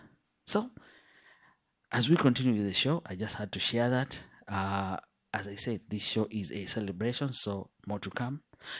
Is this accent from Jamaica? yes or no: no; Western, Kenya; English is a second language; I come from Western Kenya. But I grew up all over. I speak several languages from Kenya, including Kikuyu.